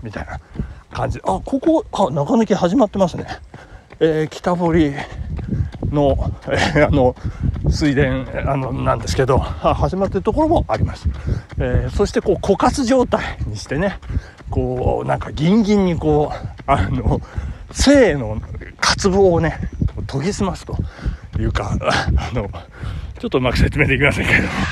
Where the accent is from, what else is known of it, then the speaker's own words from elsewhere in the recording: Japan; 私の地元は旭地区